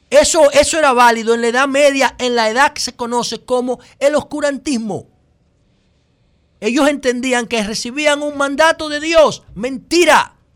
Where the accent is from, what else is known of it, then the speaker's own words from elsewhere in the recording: Dominican Republic; yo creo que soy el único dominicano